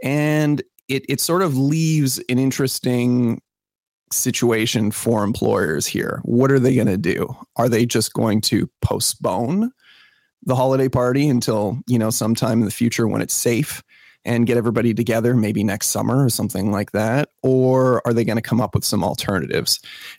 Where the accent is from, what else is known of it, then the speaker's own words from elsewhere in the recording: Canada; but yes, as a Canadian, that's a very, very odd.